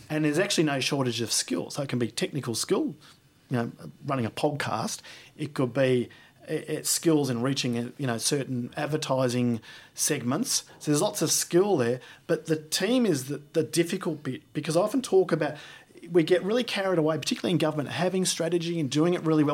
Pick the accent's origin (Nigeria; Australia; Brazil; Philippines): Australia; as an Australian